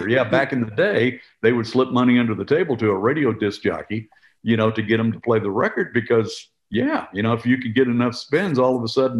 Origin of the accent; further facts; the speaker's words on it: Missouri, United States; moved away as an adult; also born or lived in Cincinnati / Milwaukee / Indianapolis; now in Nashville, United States; when I was a kid growing up in Missouri.